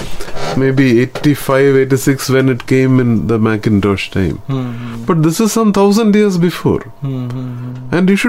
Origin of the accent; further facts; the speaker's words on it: Kerala, India; my hometown, my state, Kerala